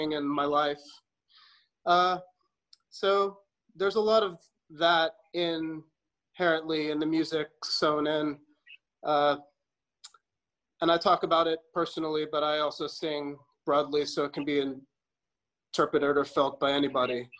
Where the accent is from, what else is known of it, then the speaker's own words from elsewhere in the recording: New York, United States; I was born in New York